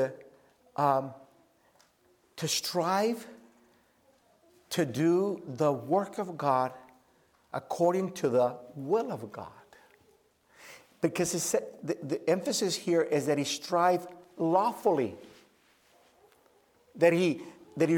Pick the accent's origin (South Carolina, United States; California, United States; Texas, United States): California, United States; Oakland; I grew up in the Oakland Bay area